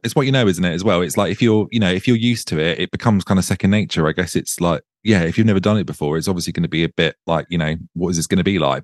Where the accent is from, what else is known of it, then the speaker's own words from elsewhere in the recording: Suffolk, East of England, United Kingdom; moved away as an adult; now in Brighton, United Kingdom; I'm originally from Suffolk and um, me and my husband moved here last November